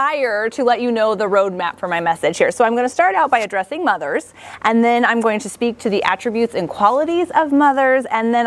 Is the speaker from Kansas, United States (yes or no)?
yes; Kansas, United States; I grew up in Kansas, and I have three sisters